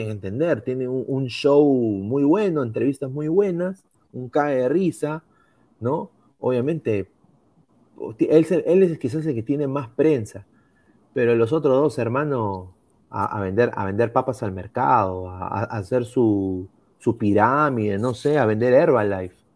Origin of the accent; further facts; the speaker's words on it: Peru; Bueno, como peruano no podría darme por perdido